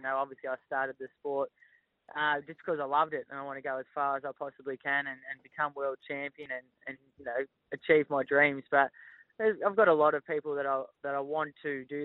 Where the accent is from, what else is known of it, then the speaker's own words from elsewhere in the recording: Melbourne, Victoria, Australia; moved away as an adult; now in Northern New South Wales, Australia; We were born and bred in Melbourne, but we moved to Northern New South Wales.